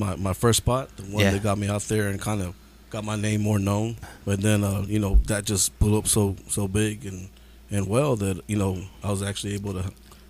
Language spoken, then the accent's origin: English; San Angelo, Texas, United States; also born or lived in Germany; I originally was born and raised in San Angelo.